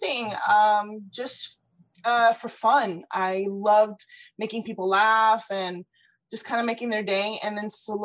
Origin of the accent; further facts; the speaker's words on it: South Florida, United States; moved away as an adult; also born or lived in Ecuador / Orlando, Florida; now in Houston, United States; I was born in Ecuador and I was brought to the US when I was 4 years old. So I've lived here pretty much my whole life. And I was raised in South Florida